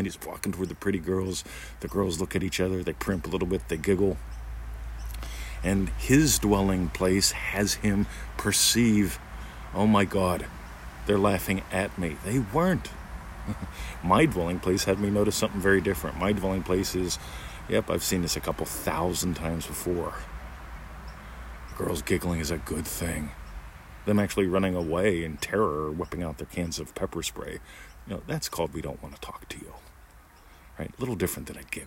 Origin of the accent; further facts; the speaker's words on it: near Pittsburgh, Pennsylvania, United States; now in Melbourne, Australia; I grew up near Pittsburgh, Pennsylvania